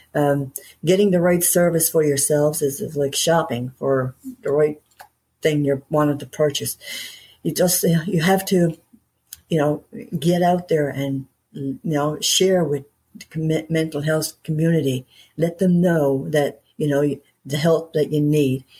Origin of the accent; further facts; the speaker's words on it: Newfoundland and Labrador, Canada; I'm a Newfoundlander. Okay, I live in Canada